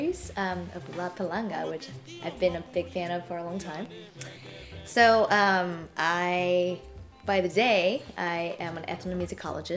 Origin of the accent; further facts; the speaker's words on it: Tokyo, Japan; moved away as an adult; also born or lived in Bay Area, United States; now in Boston, United States; I was one of those classic Yamaha kids growing up in Tokyo